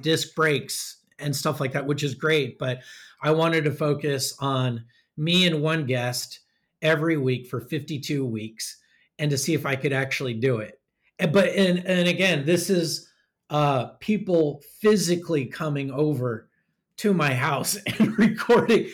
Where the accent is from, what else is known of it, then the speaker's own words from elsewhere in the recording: Sacramento, California, United States; also born or lived in North County, San Diego; now in San Diego, United States; I grew up in the flat heat of Sacramento.